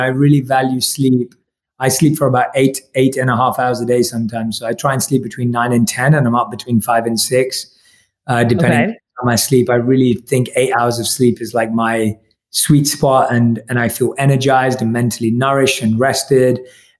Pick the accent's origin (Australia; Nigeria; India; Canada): India; Obviously, I'm Indian, so I usually love a good Indian vegetable curry